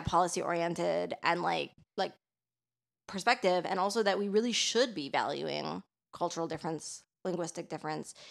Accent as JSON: {"language": "English", "town": "Toronto", "region": "Ontario", "country": "Canada", "moved": "yes", "lives_now": "Quebec, Canada", "said": "I'm from Toronto, and Toronto is, like, a really fucking multicultural city."}